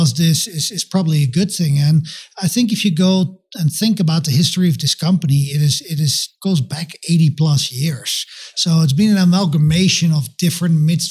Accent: Netherlands; moved away as an adult; also born or lived in London / Belgium / Massachusetts / Singapore; now in Denver, United States; I'm from the Netherlands originally. So that's a funny accent. It's definitely not a Denver, Colorado accent

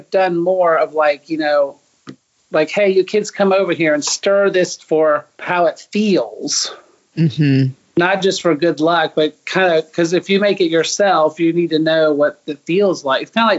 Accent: United States; moved away as an adult; also born or lived in Japan; my grandparents were born in England. My parents were born in Canada. I was born in the United States.

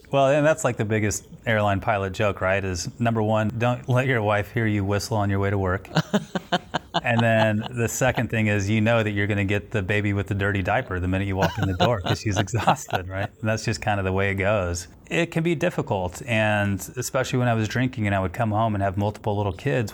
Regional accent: Houston, Texas, United States; also born or lived in Denver; I'm from Houston

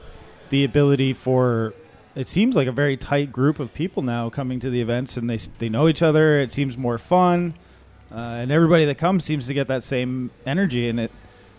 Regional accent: Canada; I'm Canadian, so I don't get any of this, which kind of makes me sad.

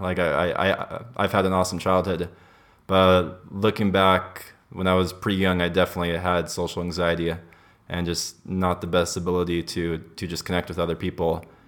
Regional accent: Los Angeles, California, United States; I grew up in, in L A. That's where I was born and raised

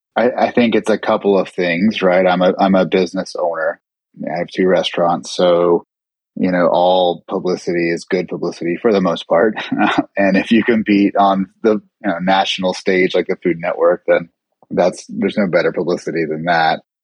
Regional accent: Charlotte, North Carolina, United States; I was born and raised in Charlotte

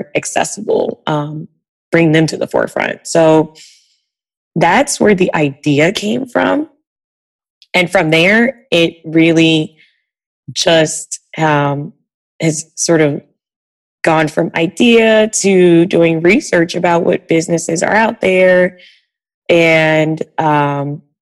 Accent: Georgia, United States; moved away as an adult; now in Washington, D.C., United States; I'm from Georgia, so I'm used to driving around and got rid of my car when I moved to DC

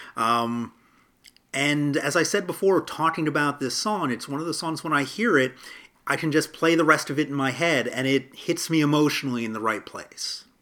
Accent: United States; as an American

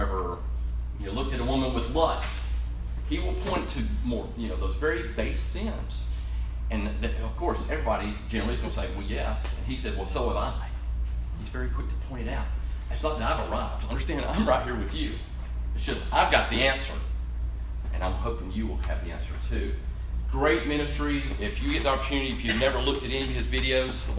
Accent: Orlando, Florida, United States; moved away as an adult; now in Chattanooga, United States; I grew up in Orlando, Florida, and moved up here actually to go to Tennessee Temple University

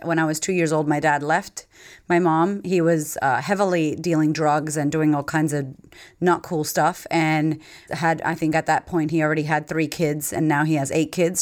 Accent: Framingham, Massachusetts, United States; moved away as an adult; now in Australia; I grew up in Framingham, Massachusetts.

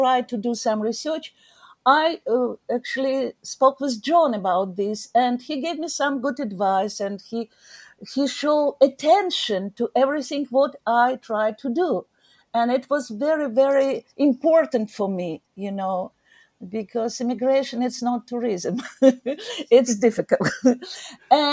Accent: Odesa, Odesa Oblast, Ukraine; English is a second language; moved away as an adult; also born or lived in Pennsylvania, United States; now in United States; I was born in Odessa and was curator in Odessa Archaeological Museum

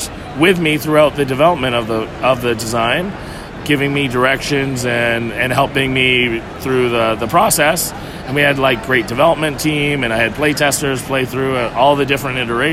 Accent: Canada; I'm actually from Canada

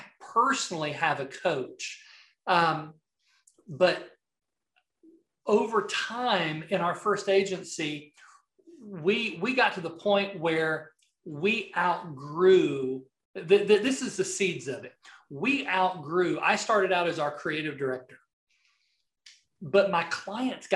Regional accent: the South, United States; accent: Southern; my Southern accent

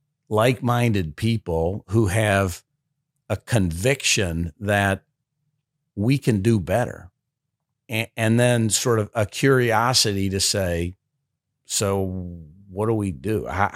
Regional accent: Chicago, Illinois, United States; I wasn't even from this area. I grew up in South Side of Chicago.

